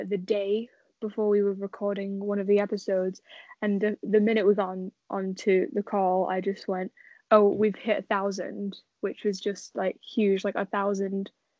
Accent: England, United Kingdom; I'm from England

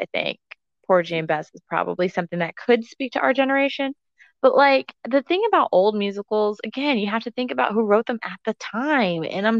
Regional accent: Central Texas, United States; accent: country; Listen, I grew up in Central Texas.

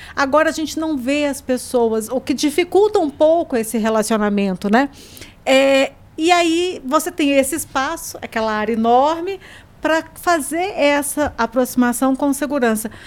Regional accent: Goiânia, Goiás, Brazil; eu passei minha infância lá no, no Ferreira Pacheco, jogando tênis, meu pai que, que, me treinava lá

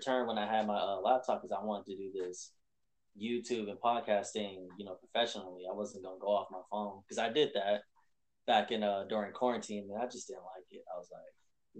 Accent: Las Vegas, Nevada, United States; I was born in Las Vegas, Nevada

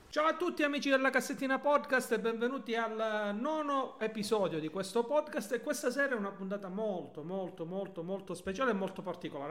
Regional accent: Calabria, Italy; noi quest'oggi da calabresi

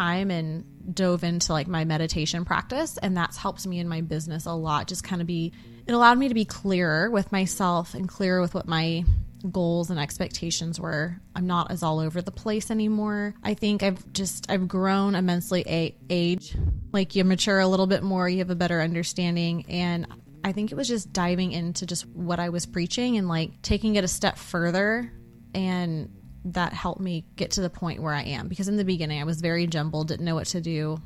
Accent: Bay Area, California, United States; moved away as an adult; now in Dallas, United States; We were both born, raised the Bay Area of California

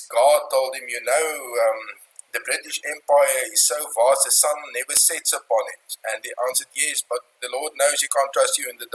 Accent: Pretoria, Gauteng, South Africa; moved away as an adult; now in Orania, South Africa; we grew up in Pretoria. I had basically two addresses in my life. The one is in Pretoria until I completed my studies, and then in Orania

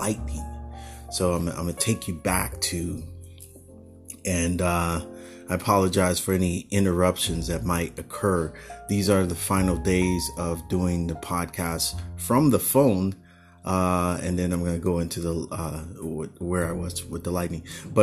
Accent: San Francisco Bay Area, California, United States; Growing up in the Bay Area, there was a lot of thunderstorms here and there.

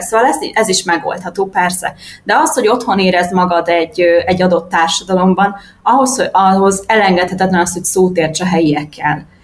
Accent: Budapest, Hungary; moved away as an adult; also born or lived in Fuerteventura, Spain; now in Tenerife, Spain; én Budapesten nőttem föl

